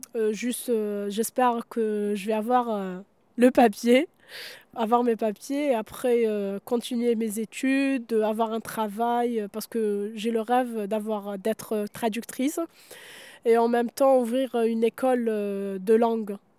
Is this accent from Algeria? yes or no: yes; Mostaganem Province, Algeria; now in France; dans la région d'où je viens, à Mostaganem